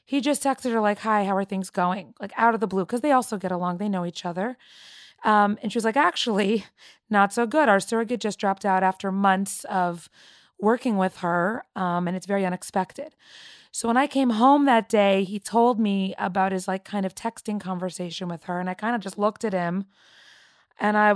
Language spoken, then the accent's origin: English; Toronto, Ontario, Canada; I grew up in Toronto, Canada, and I am 31 years old.